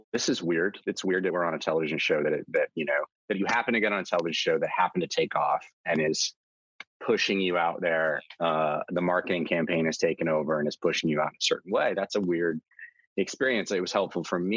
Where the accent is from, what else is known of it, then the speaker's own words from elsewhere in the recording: Texas, United States; I grew up in Texas.